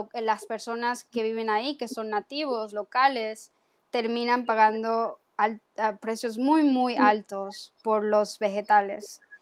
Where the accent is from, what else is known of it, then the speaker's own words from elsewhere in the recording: Sinaloa, Mexico; moved away; Yo vengo de Sinaloa